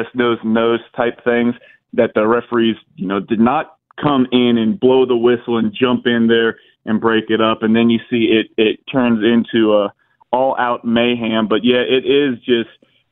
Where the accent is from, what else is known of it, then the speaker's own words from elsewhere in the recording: Cherokee County, Georgia, United States; I'm from Cherokee County